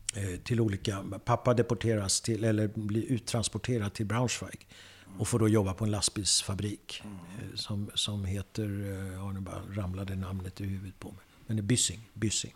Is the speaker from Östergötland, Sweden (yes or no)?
no; Södertälje, Stockholm County, Sweden; jag kommer från Södertälje. Jag föddes i Södertälje